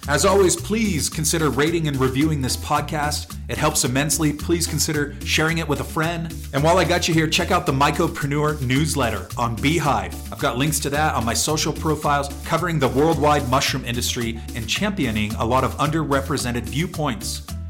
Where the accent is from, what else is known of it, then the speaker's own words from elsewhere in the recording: California, United States; especially as a Californian who has no idea how to drive in the snow.